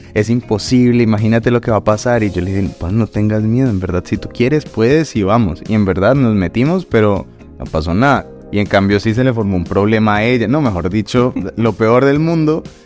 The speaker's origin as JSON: {"language": "Spanish", "region": "Bogotá", "country": "Colombia", "moved": "yes", "lives_now": "Madrid, Spain", "said": "Bogotá, pues que es de donde, de donde vengo yo también"}